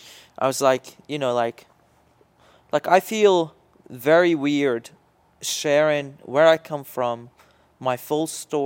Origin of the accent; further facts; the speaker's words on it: Iraq; also born or lived in Jordan; Okay, so I come from different places, or my family comes from different places. I was born in Jordan. My family lived there for a couple years, and then they moved to Iraq.